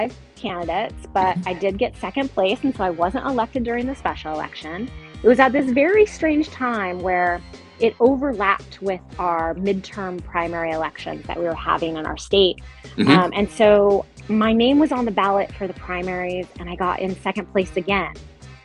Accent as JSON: {"language": "English", "town": "Sacramento", "region": "California", "country": "United States", "tie": "born or raised there", "also_born_or_lived": "Washington, D.C. / Irvine, California", "moved": "as an adult", "said": "I grew up in Sacramento, California, and it's almost a full circle back to Sacramento"}